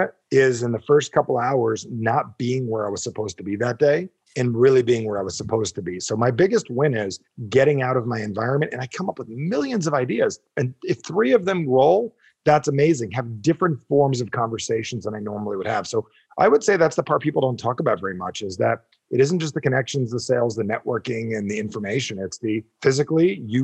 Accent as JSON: {"language": "English", "region": "New Jersey", "country": "United States", "said": "I'm from Jersey"}